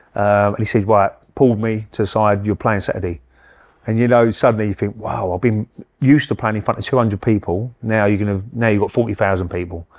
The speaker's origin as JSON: {"language": "English", "town": "Romford", "region": "London", "country": "United Kingdom", "said": "I come from Romford"}